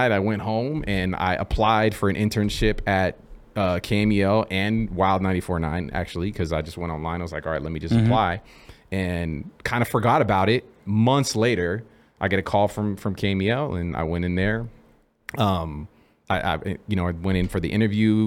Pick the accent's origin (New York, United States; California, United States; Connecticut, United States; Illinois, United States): California, United States; Bay Area; born and raised in the Bay Area